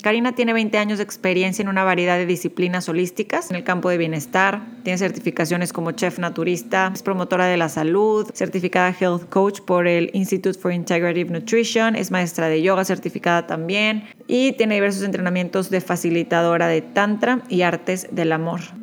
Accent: Monterrey, Nuevo León, Mexico; yo de Monterrey, México. Mis papás de Ciudad de México, fíjate, mucho más abiertos, pero yo como, como buena montana católica, creces

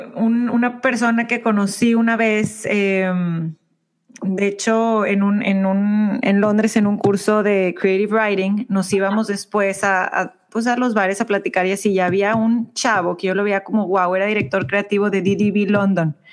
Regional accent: Mexico; moved away as an adult; now in United States; nosotros somos de México

